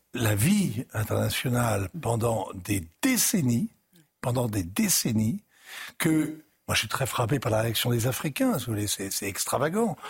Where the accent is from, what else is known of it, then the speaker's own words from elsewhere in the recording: France; en tant que Français